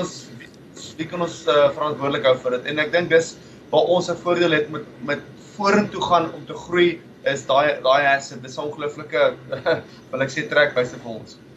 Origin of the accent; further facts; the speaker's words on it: South Africa; now in Perth, Australia; Ons as Suid-Afrikaners het groot geword